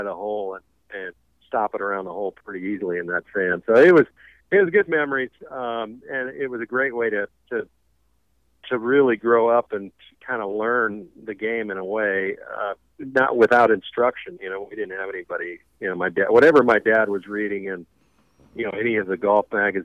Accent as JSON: {"language": "English", "region": "South Dakota", "country": "United States", "tie": "born or raised there", "said": "growing up in South Dakota"}